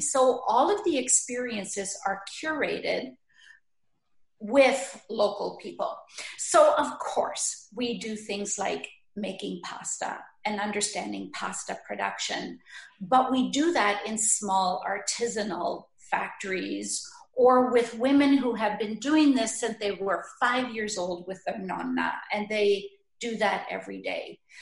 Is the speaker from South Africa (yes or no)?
no; Sault Ste. Marie, Ontario, Canada; moved away; my heart takes me back to Sault Ste. Marie, where I was born and ah, raised